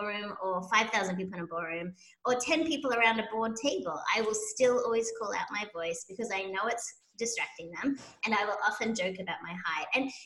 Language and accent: English; Sydney, New South Wales, Australia; moved away as an adult; now in United States; I hail from Sydney, Australia.